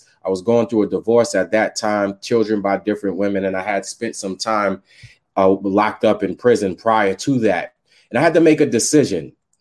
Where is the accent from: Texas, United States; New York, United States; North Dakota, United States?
New York, United States; New York City; I was raised in Staten Island, New York